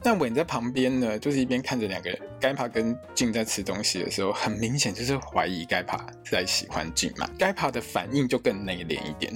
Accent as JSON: {"language": "Chinese", "country": "Taiwan", "said": "我们台湾人"}